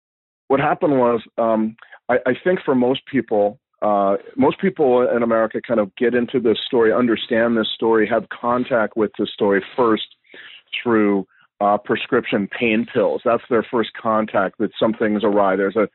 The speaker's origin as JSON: {"language": "English", "region": "California", "country": "United States", "tie": "born or raised there", "also_born_or_lived": "Mexico", "said": "I grew up in California, went to UC Berkeley."}